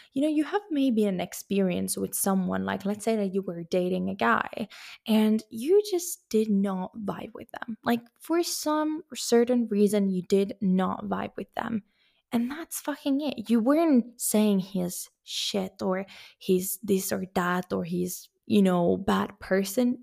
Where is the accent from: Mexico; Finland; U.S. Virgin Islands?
Finland; moved away as an adult; also born or lived in Sweden; now in Spain; even though I have a Finnish passport, even though that's my home country